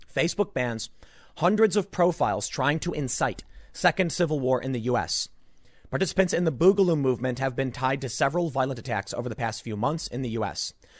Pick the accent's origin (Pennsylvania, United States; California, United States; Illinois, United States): Illinois, United States; Chicago; also born or lived in New York; now in New Jersey, United States; I grew up in Chicago, you know, so it's not like I didn't grow up in a big city